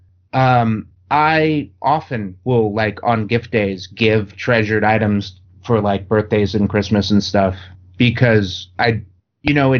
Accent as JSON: {"language": "English", "region": "New York", "country": "United States", "tie": "born or raised there", "moved": "yes", "lives_now": "Southern California, United States", "said": "I grew up in New York."}